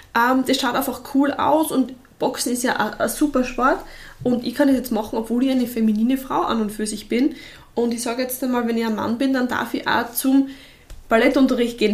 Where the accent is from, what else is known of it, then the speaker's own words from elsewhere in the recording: Bruck an der Mur, Styria, Austria; ich komme ja trotzdem vom Land, also ich komme aus Bruck und Amur